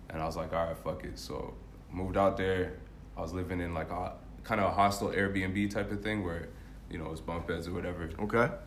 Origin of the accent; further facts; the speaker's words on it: Canada; also born or lived in England; I was born in England, cool. and then I moved to Canada when I was like five or some shit.